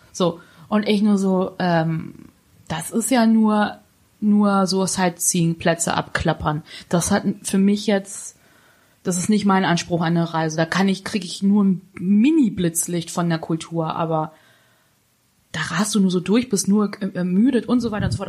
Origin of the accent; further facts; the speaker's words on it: Hanover, Lower Saxony, Germany; bei uns in Hannover